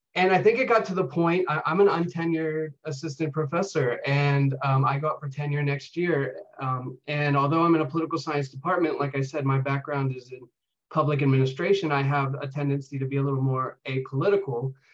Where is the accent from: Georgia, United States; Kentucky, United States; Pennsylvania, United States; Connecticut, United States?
Pennsylvania, United States; York; I uh, grew up in York, Pennsylvania